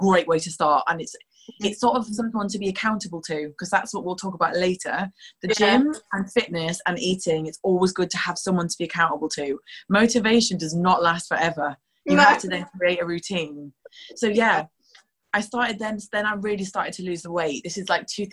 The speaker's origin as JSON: {"language": "English", "region": "Yorkshire and the Humber", "country": "United Kingdom", "also_born_or_lived": "Newcastle", "moved": "as an adult", "lives_now": "London, United Kingdom", "said": "I'm from Yorkshire originally"}